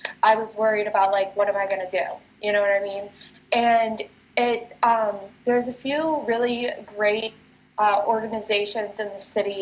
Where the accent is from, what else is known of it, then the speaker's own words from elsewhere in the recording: near Rockford, Illinois, United States; also born or lived in Wisconsin; now in Chicago, United States; I grew up near Rockford